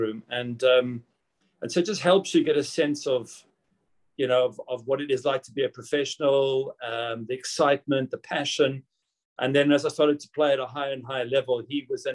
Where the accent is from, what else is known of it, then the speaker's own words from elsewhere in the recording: South Africa; moved away as an adult; also born or lived in Manchester; I'd grown up in South Africa and not in Britain